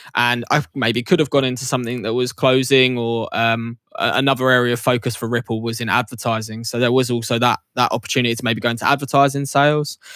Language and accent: English; Essex, East of England, United Kingdom; also born or lived in York; growing up in Essex, London had always been on the peripheral